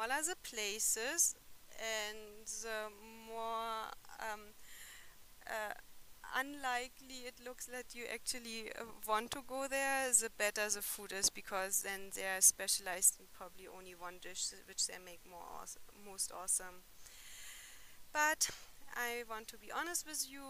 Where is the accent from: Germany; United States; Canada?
Germany; moved away as an adult; now in India